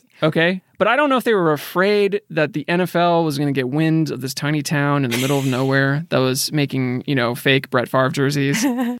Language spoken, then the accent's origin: English; Midwest, United States; we're from the Midwest.